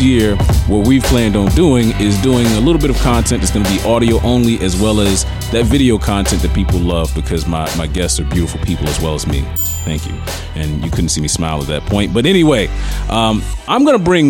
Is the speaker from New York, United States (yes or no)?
no; Kannapolis, North Carolina, United States; I'm country. I'm from Kannapolis